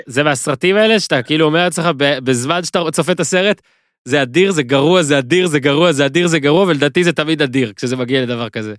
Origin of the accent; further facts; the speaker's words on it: Israel; אני כישראלי שמסקר קבוצות ישראליות